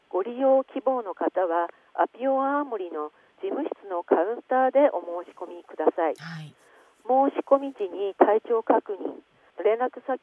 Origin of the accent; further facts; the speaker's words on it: Aomori, Japan; えー、私は青森市出身です、はい、趣味は庭いじりと犬の散歩ですがとても生き物が好きで、はい、地元に住んでいることもあって自分はきっと楽しく子育てできると思っておりました、